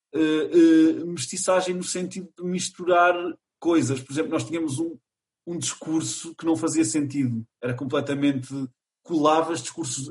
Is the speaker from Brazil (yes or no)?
no; Chaves, Norte, Portugal; also born or lived in Lisbon; eu sou natural de Chaves na minha concepção, apesar de ter nascido em Lisboa, porque eu fui para Uh, eh, depois de nascer para Chaves, foi aos três anos